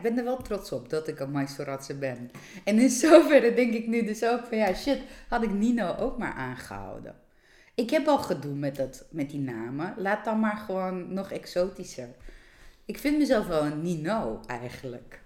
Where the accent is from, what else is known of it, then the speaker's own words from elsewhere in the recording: Georgia; now in Netherlands; ik kom niet uit Nederland. Eh, ik kom uit Georgië